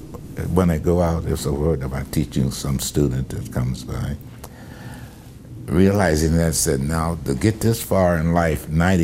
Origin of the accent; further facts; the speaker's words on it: New York, United States; Cal, I'm from New York